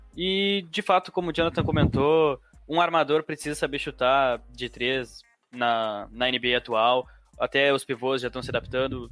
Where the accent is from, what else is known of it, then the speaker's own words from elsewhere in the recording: Santa Maria, Rio Grande do Sul, Brazil; Sou de Santa Maria